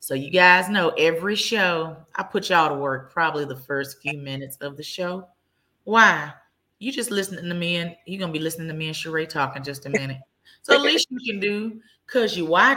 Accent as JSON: {"language": "English", "town": "Dallas", "region": "Texas", "country": "United States", "tie": "born or raised there", "said": "I am born and raised in Dallas."}